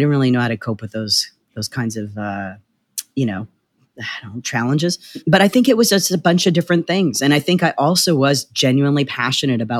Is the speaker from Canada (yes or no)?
yes; Canada; also born or lived in Winnipeg / Vancouver / Toronto; now in Los Angeles, United States; Well, I'm Canadian. Uh, I was uh, you know Winnipeg, Vancouver, and Toronto.